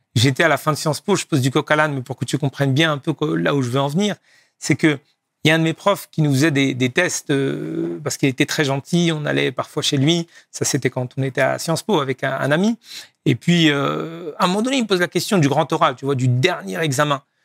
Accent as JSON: {"language": "French", "town": "Laval", "region": "Pays de la Loire", "country": "France", "tie": "born or raised there", "said": "Je suis né en France, dans une ville du nord-ouest qui s'appelle Laval, géographiquement entre Nantes et, Rennes et Le Mans"}